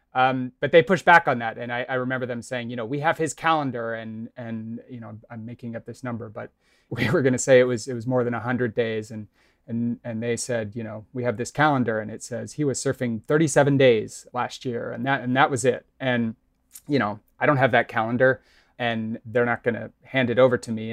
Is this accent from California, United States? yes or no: no; Kansas City, Missouri, United States; moved away; I'm from Kansas City, Missouri